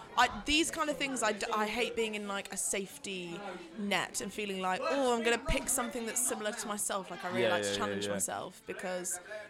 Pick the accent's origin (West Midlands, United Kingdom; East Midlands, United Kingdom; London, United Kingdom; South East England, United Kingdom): East Midlands, United Kingdom; Nottingham; moved away; I'm from Nottingham originally.